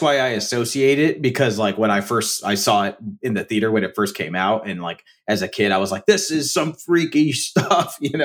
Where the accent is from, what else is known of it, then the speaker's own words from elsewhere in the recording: Pomona, California, United States; my hometown, partially shot in Pomona, California, P-Town